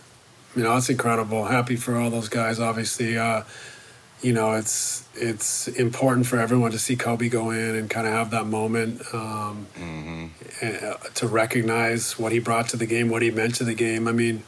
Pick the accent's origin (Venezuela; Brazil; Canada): Canada; I went to, where I grew up in Canada, junior high was grades 8, 9, 10.